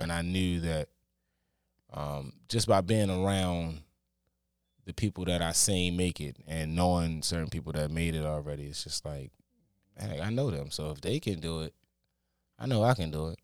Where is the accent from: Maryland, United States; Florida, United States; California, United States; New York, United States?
Maryland, United States; Baltimore; I'm born and raised from Baltimore